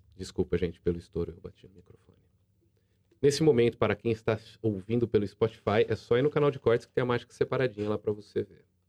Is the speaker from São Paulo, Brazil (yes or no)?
yes; Jaú, São Paulo, Brazil